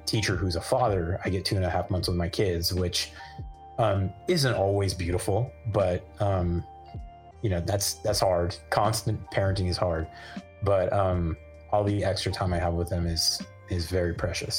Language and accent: English; Livermore, California, United States; I grew up in Livermore where the summers can get up to like, you know, it's averages, feels like it averages 100 for the whole summer.